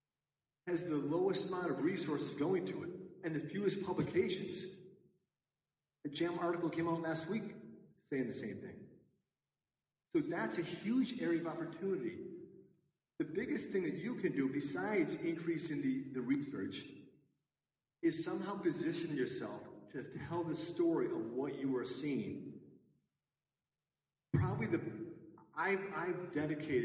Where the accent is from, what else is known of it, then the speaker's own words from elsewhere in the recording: Newtown, Connecticut, United States; my hometown of Newtown, Connecticut